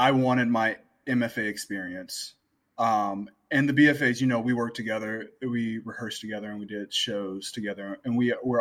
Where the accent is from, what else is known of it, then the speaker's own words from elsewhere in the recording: Gary, Indiana, United States; I grew up I'm from Northwest Indiana. I'm from Gary